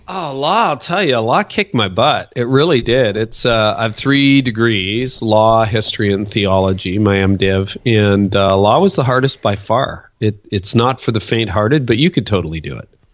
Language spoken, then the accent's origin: English; Windsor, Ontario, Canada; also born or lived in Toronto; Canadian. So I was born in Windsor and then lived in this area for a good chunk of my life, a decade in Toronto